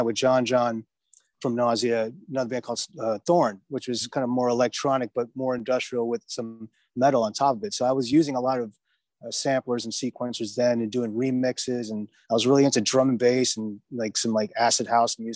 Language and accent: English; New York City, New York, United States; I'm from Queens. I'm from Forest Hills.